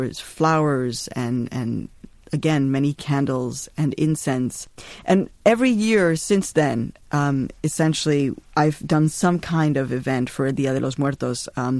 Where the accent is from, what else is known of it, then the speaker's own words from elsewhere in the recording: Chicago, Illinois, United States; And I had been growing up in Chicago, so there never really was a place for me to go.